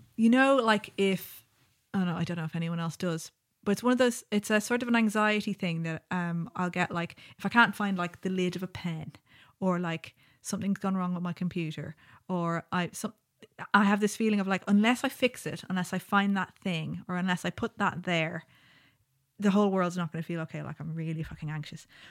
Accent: Ireland; Growing up in Ireland

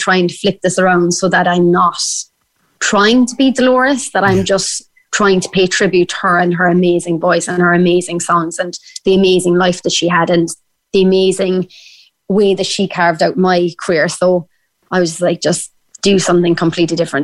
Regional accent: Ireland; accent: Irish; sing in my Irish accent

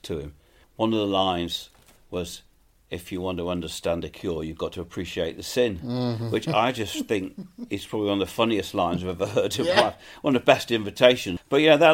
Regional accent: England, United Kingdom; We're English

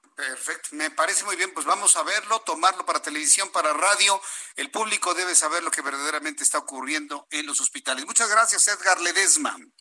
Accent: Mexico; nuestro país

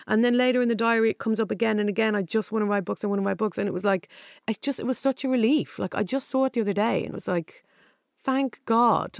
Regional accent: Dublin, Leinster, Ireland; moved away as an adult; now in London, United Kingdom; Dundrum, South Dublin

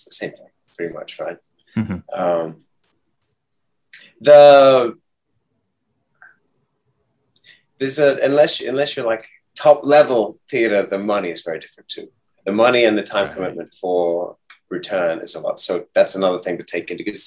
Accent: Hong Kong; moved away as an adult; also born or lived in United States; I was raised in Hong Kong, so it's been like my home base for most of my life

